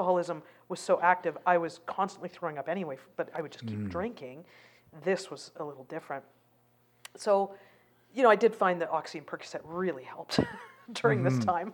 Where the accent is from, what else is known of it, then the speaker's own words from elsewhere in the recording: Canada; also born or lived in Calgary; I'm a Canadian citizen